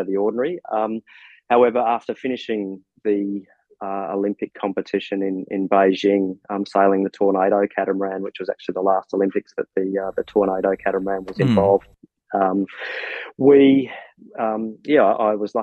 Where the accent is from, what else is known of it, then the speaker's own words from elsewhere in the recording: Australia; growing up over here in Australia